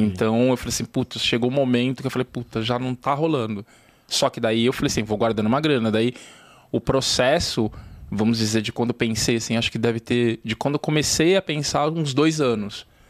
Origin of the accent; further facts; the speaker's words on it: São Paulo, Brazil; Eu cresci na Zona Norte, a Vila Maria, ali pros lados. É, Parque Novo Mundo, Vila Sabrina.